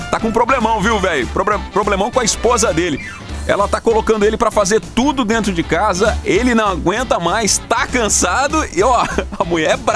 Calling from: Itapororoca, Paraíba, Brazil; Sou aqui de Itapororoca, Paraíba. Acompanho todos os vídeos. Manda um alô pra mim aí.

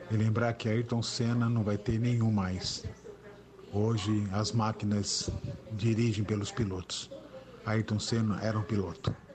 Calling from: São Vicente, São Paulo, Brazil; É, sou fã do seu programa e sou aqui de São Vicente.

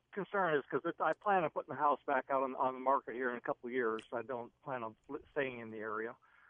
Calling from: Omaha, Nebraska, United States

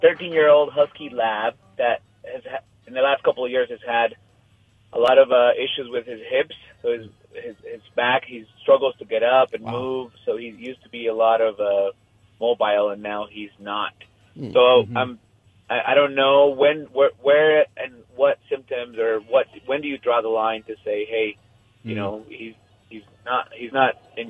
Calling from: West Valley City, Utah, United States; Hi, West Valley.

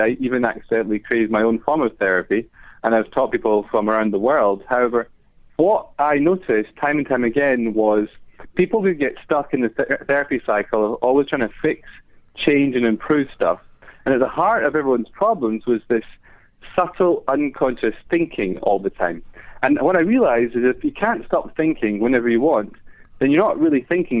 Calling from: London, United Kingdom; I'm calling from London.

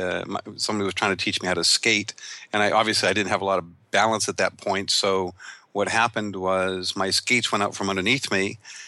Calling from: Ventura, California, United States; I'm calling from Ventura, California.

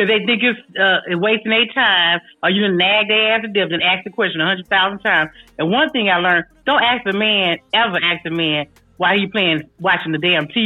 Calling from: California, United States; I'm checking in from the Bay Area.

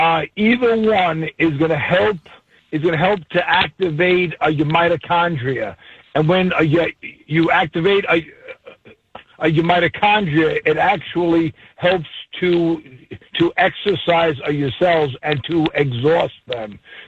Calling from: Killington, Vermont, United States; I'm calling you from Killington, Vermont, with the Spartan Race.

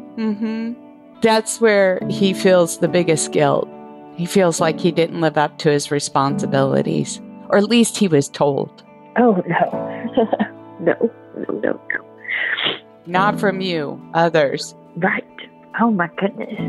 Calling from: Lynchburg, Tennessee, United States; I'm calling from Lynchburg, Tennessee

